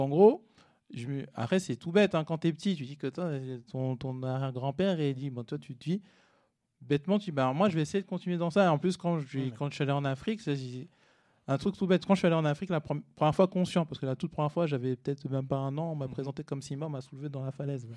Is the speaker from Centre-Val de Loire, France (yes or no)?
no; Cergy-Pontoise, Île-de-France, France; also born or lived in Paris; je suis né à Paris, j'ai grandi à Sergi pontoise